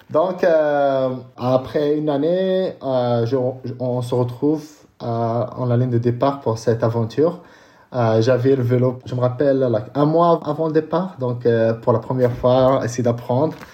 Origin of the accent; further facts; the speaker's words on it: Casablanca, Casablanca-Settat, Morocco; French is a second language; je suis né euh, à Casablanca. j'ai 39 ans